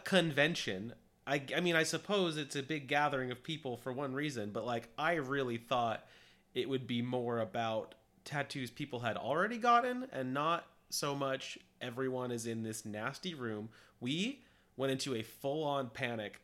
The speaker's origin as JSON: {"language": "English", "country": "United States", "said": "we're American"}